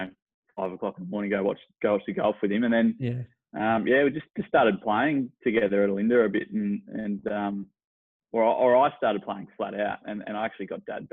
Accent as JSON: {"language": "English", "town": "Olinda", "region": "Victoria", "country": "Australia", "tie": "born or raised there", "said": "Grew up in Olinda, up in the Dandenongs"}